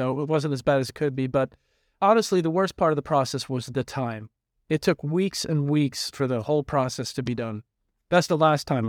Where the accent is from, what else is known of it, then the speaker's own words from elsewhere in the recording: United Kingdom; now in United States; I'm excited about it, not just because I came from Britain to the U.S. to be successful